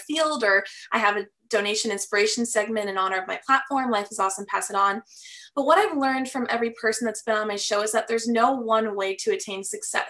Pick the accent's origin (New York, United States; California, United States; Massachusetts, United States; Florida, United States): Florida, United States; Fort Lauderdale; I'm from Fort Lauderdale, Florida. I'm born and raised here